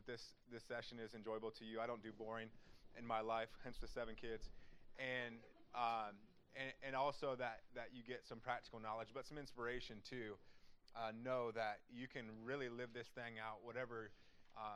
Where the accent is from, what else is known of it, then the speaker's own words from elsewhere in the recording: Wapakoneta, Ohio, United States; I'm from Wapakoneta, Ohio